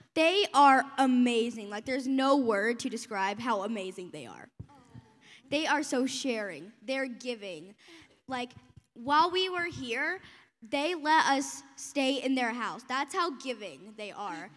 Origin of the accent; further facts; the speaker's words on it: Texas, United States; I come from Texas